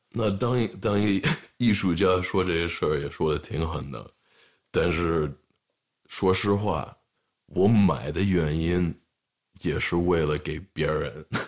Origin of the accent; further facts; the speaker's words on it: Los Angeles, California, United States; 我是在洛杉矶这边长大